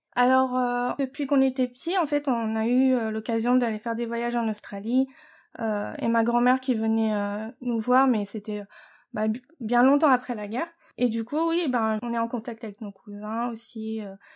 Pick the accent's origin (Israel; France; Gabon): France; Paris, Île-de-France; moved away as an adult; now in United States; on est nés né à Paris. Oui. Et euh, on a grandi euh, notre, petite enfance euh, maternelle, primaire, dans le 18e arrondissement à mhm. Paris